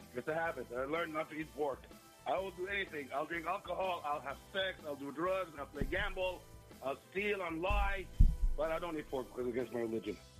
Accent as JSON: {"language": "English", "country": "Saudi Arabia", "tie": "born or raised there", "said": "I was born and raised in Saudi Arabia."}